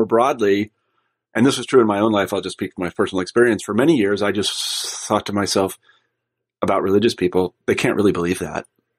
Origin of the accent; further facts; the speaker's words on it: Midwest, United States; I was like from the Midwest and I grew up in a humble background and church going people